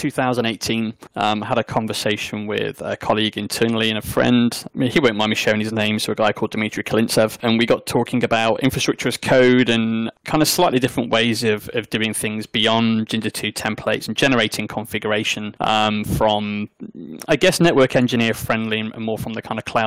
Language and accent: English; South Derbyshire, East Midlands, United Kingdom; accent: South Derbyshire; I'm from the Midlands, and my South Derbyshire accent, when I normally go full on native South Derby, it's the same.